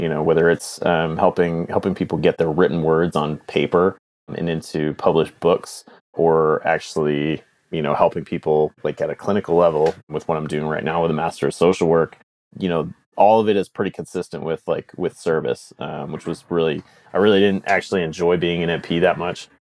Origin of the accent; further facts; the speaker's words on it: United States; moved away as an adult; also born or lived in Canada; an American living in Canada